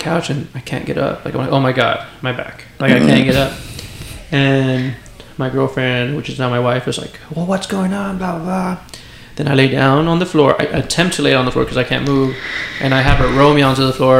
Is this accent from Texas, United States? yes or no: yes; West Texas, United States; I'm from West Texas